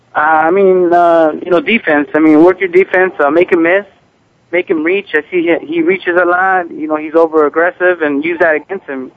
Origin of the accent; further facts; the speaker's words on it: United States; i was from the United States